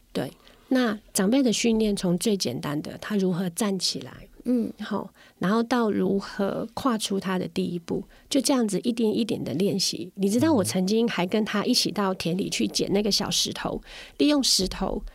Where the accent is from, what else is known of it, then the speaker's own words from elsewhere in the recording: Ren'ai Township, Nantou County, Taiwan; 我是南投人，我是仁爱乡的人